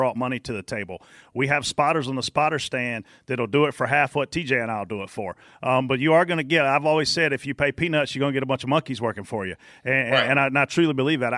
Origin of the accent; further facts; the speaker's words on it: Pageland, South Carolina, United States; I grew up in Pageland, South Carolina